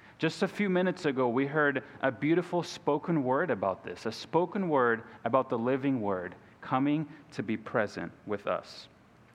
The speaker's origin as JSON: {"language": "English", "town": "Izmir", "region": "İzmir", "country": "Turkey", "tie": "born or raised there", "also_born_or_lived": "Brazil", "moved": "as an adult", "lives_now": "Columbus, United States", "said": "I'm originally from Brazil, but spent the majority of my life in the country of Turkey. So from ages 3 to 21, I grew up in Turkey"}